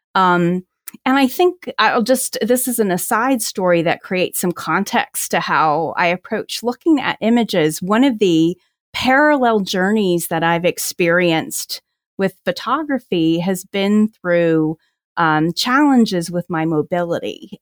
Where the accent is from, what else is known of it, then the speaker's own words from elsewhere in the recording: New Jersey, United States; now in Washington, D.C., United States; I grew up in New Jersey